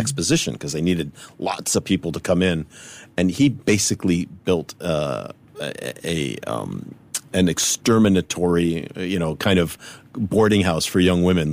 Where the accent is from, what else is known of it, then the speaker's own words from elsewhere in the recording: United States; growing up in America